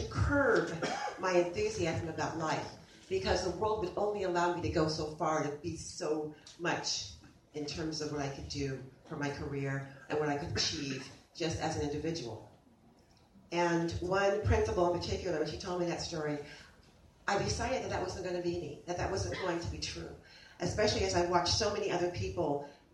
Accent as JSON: {"language": "English", "town": "San Leandro", "region": "California", "country": "United States", "tie": "born or raised there", "lives_now": "Elk Grove, United States", "said": "Where I grew up was in San Leandro, which is right outside of Oakland"}